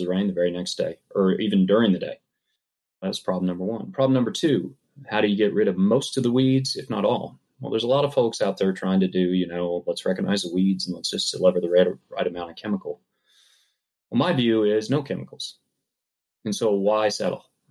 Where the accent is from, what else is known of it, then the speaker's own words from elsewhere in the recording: Kansas, United States; moved away; I grew up farming. I grew up here in Kansas